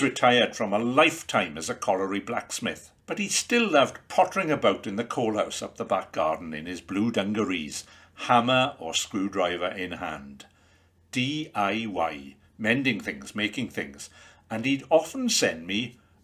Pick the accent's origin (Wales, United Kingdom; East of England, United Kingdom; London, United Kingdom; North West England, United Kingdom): Wales, United Kingdom; Penygraig; the bustling heart of Penygraig, my hometown.